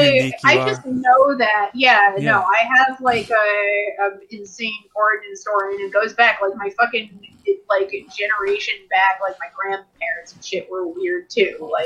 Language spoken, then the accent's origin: English; Abington, Pennsylvania, United States; also born or lived in Trenton / Bensalem; I was born in Trenton, and I lived in Trenton until like I was 3 years old, and then like 3 to 7 we were in Ben Salem, and then we were in Abington.